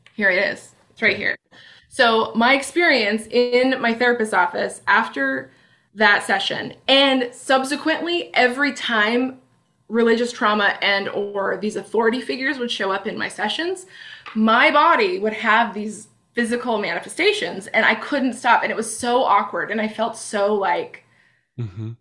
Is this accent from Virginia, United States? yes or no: no; Bellingham, Washington, United States; in Bellingham, in my hometown